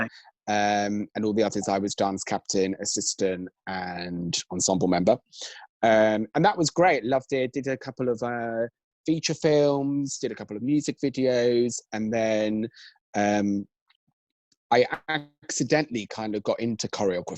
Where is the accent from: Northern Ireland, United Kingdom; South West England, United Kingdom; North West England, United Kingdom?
South West England, United Kingdom; Cornwall; I'm originally from Cornwall, and I'm one of four children.